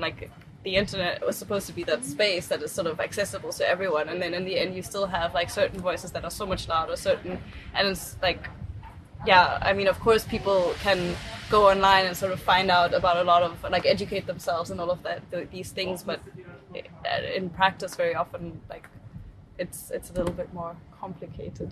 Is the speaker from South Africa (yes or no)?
yes; South Africa; now in Germany; I grew up in South Africa